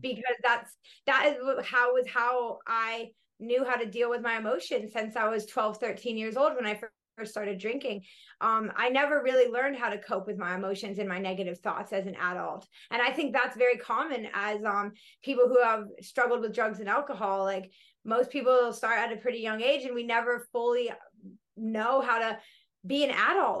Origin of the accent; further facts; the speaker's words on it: Colorado, United States; moved away as an adult; also born or lived in Florida / Denver, Colorado; now in Australia; I grew up in Colorado and then my family moved to Florida when I was about 12, 13.